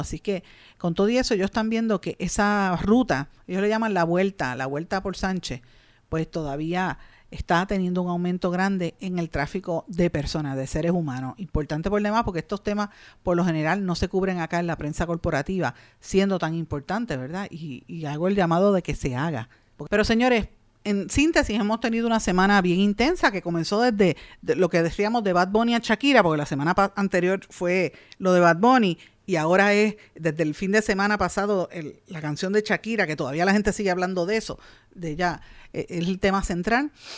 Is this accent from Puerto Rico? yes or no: yes; Puerto Rico; nosotros como puertorriqueños